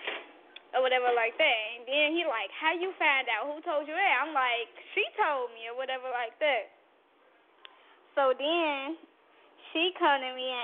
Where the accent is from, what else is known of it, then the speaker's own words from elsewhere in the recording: Gary, Indiana, United States; I'm from Gary